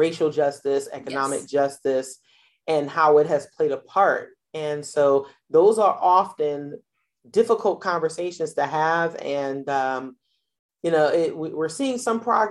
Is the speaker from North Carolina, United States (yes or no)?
no; New York, United States; New York, where I grew up